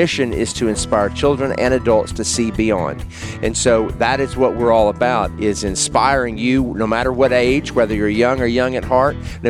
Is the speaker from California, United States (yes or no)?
no; Memphis, Tennessee, United States; also born or lived in Washington, D.C.; now in Union City, United States; I am originally from Memphis, Tennessee, so I am a West Tennessean